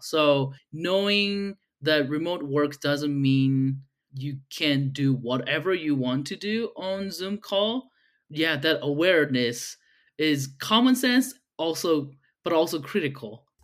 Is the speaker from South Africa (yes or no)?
no; South Korea; now in Utah, United States; I'm originally from Korea, but I've moved to the States probably twelve years ago.